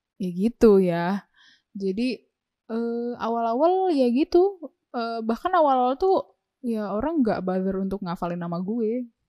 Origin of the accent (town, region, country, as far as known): Indonesia